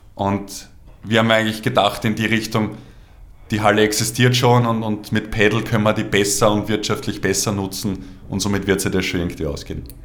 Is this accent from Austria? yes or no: yes; Obersulz, Lower Austria, Austria; ich bin aufgewachsen in Obersolz.